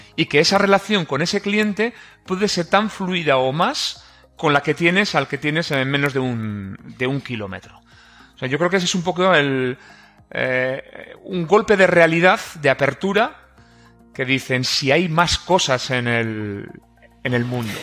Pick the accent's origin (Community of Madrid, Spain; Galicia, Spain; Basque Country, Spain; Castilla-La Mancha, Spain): Basque Country, Spain; Irún; Yo soy de Irún